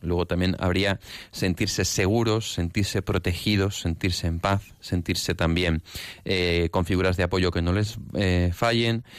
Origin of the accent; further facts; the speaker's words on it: Barcelona, Catalonia, Spain; now in Madrid, Spain; somos de Barcelona